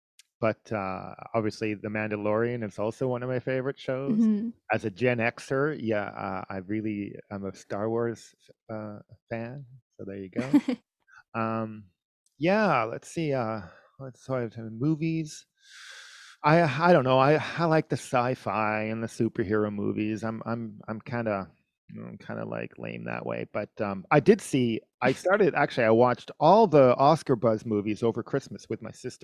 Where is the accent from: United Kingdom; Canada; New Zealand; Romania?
Canada; Winnipeg, Manitoba; now in Vancouver, Canada; I'm from Winnipeg, which is the middle of the country, which is like minus 20, minus 30 Celsius. You know, it gets to minus 40. So I grew up in like major snow, major cold.